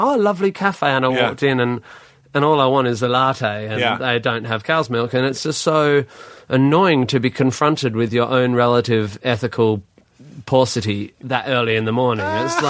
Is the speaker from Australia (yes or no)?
yes; Australia; I'm from Australia